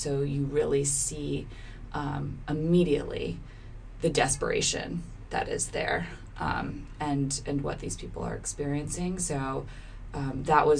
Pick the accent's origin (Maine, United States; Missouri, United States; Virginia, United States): Maine, United States; Cape Elizabeth; I grew up right outside of Portland, actually, in a town called Cape Elizabeth.